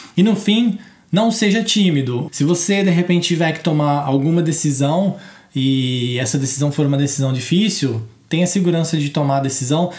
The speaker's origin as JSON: {"language": "Portuguese", "country": "Brazil", "said": "a gente é brasileiro"}